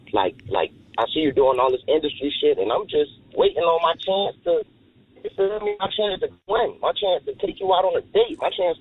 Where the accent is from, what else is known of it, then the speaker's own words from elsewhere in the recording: Trenton, New Jersey, United States; I'm from Trenton, New Jersey